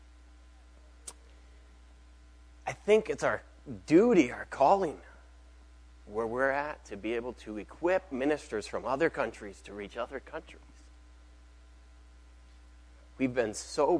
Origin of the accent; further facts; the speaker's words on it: Mexico; moved away; I grew up in Mexico. I grew up in a pastor's home, a church planting pastor's home.